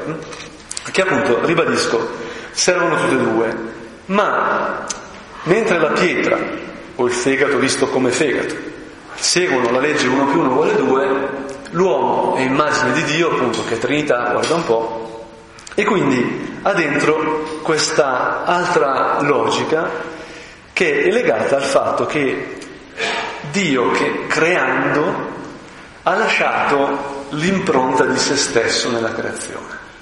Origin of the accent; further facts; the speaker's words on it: Brianza, Lombardy, Italy; sono brianzolo, no? terra veramente mm, rurale, eccetera, eccetera, di artigiani